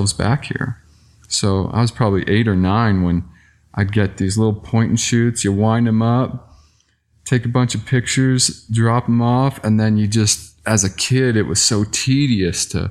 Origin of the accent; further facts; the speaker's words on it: Southern Arizona, United States; I grew up in Southern Arizona